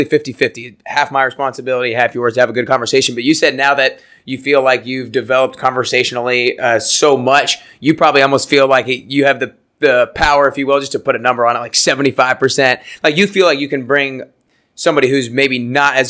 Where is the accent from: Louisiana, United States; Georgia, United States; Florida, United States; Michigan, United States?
Georgia, United States; Atlanta; I'm from Atlanta